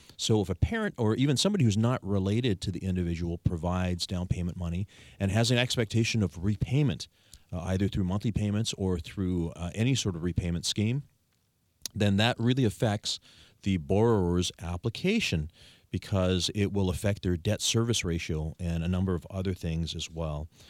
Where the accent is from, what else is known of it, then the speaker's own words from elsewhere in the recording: Victoria, British Columbia, Canada; I was born and raised in Greater Victoria. I've never left